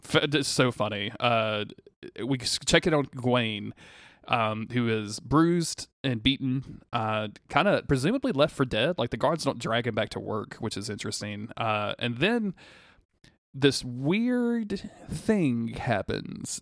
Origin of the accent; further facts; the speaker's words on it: the South, United States; growing up in the South